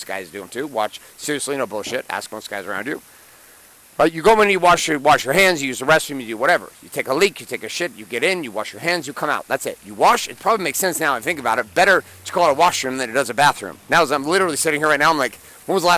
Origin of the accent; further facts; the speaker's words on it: United States; I'm from the United States